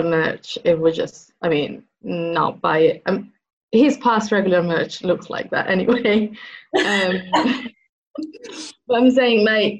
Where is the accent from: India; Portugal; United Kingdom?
United Kingdom; Manchester, North West England; I'm from Manchester